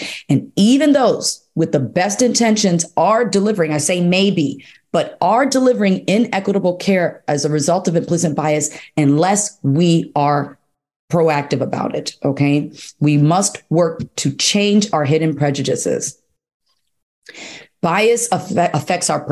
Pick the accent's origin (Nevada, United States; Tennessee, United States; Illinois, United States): Illinois, United States; Chicago; I live in Chicago, I'm from Chicago